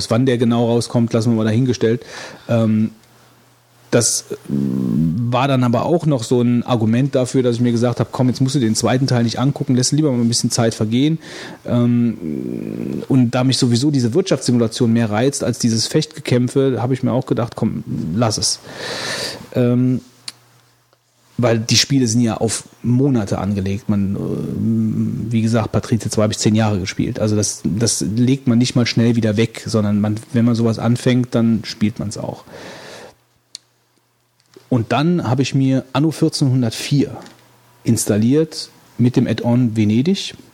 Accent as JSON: {"language": "German", "town": "Stockholm", "region": "Stockholm County", "country": "Sweden", "tie": "born or raised there", "said": "ein großes Fest in Stockholm, meiner Heimatstadt, gemacht"}